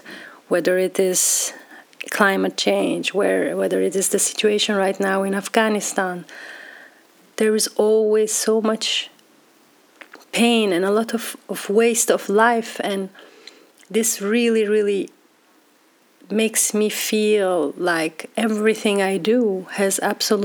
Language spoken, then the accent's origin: English; Belgium; moved away as an adult; now in Amsterdam, Netherlands; I grew up in Belgium, and now being in Amsterdam